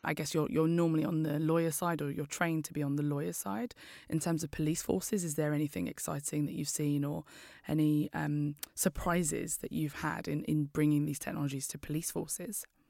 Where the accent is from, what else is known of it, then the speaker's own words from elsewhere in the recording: London, United Kingdom; I'm from East London